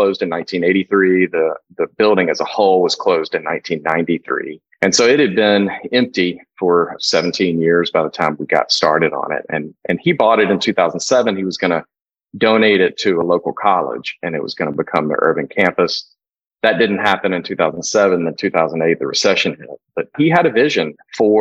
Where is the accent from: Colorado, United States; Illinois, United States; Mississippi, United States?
Mississippi, United States; North; moved away as an adult; also born or lived in Berkeley, California / Amsterdam, Netherlands; now in Memphis, United States; I'm from North Mississippi